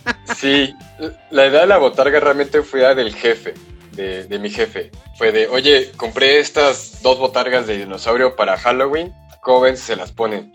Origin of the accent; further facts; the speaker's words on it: San Luis Potosí, Mexico; yo estudio ya en San Luis desde los cinco años, seis años